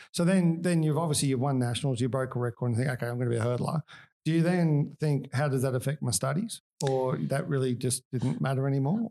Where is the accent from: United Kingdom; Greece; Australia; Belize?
Australia; I am Australian